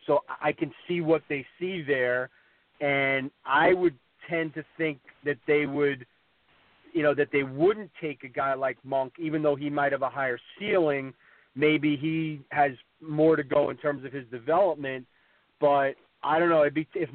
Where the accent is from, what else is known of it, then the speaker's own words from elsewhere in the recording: Long Island, New York, United States; I grew up on Long Island